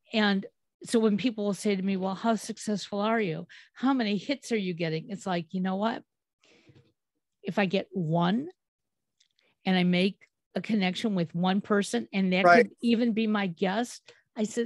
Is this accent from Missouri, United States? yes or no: no; Cleveland, Ohio, United States; I'm from Cleveland